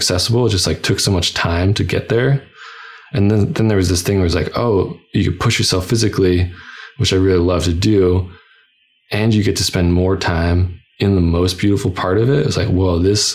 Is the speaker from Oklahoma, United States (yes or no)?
no; New Hampshire, United States; moved away as an adult; also born or lived in Vermont / Boston; now in San Francisco, United States; I grew up in New Hampshire, went to school in Vermont, I moved to Boston. It's like, I was a New England kid and moved out here